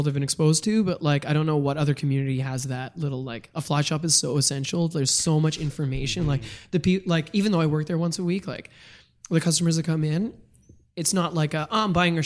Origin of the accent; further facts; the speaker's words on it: Ottawa, Ontario, Canada; moved away; growing up in Ottawa